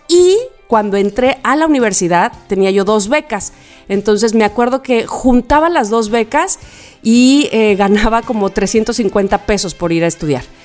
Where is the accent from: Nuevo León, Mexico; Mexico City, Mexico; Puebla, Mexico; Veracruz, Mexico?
Veracruz, Mexico; also born or lived in Xalapa; hasta la calle Hernán Cortés 262, departamento 6, entre Hidalgo y Bravo, y que fue la casa donde yo, el departamento donde yo nací